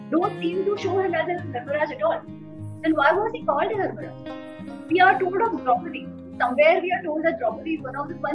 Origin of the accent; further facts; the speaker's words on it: Gujarat, India; from West of India. I'm from Gujarat.